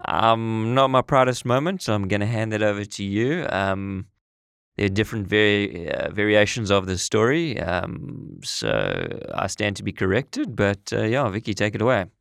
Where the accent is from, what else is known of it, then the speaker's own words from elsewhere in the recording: South Africa; moved away as an adult; also born or lived in United Kingdom / Middle East; We're both originally from South Africa. I'm sure you can tell by the accents.